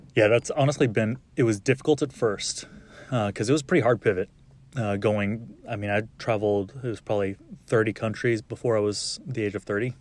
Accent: Arlington, Texas, United States; also born or lived in El Paso, Texas; I was born in El Paso, grew up in Arlington

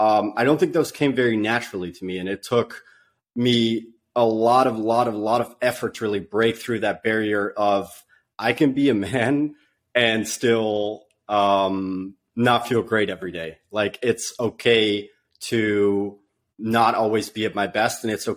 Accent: Netherlands; moved away as an adult; now in United States; I was born and raised in the Netherlands. You know, they go like, "What? You don't even have an accent?" you know, and I lived there for the first 20 years of my life

